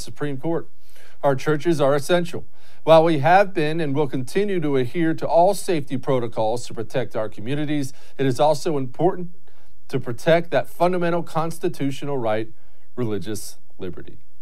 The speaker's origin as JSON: {"language": "English", "country": "United States", "said": "I'm as American as apple pie"}